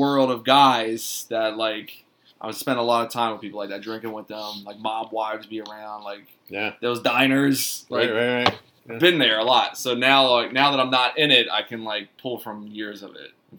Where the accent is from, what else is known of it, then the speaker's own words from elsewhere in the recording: Philadelphia, Pennsylvania, United States; But when I would say I was from Philly, people would always be like, oh, like those mob guys, like South Philly, like, oh, man, Stallone, Rocky.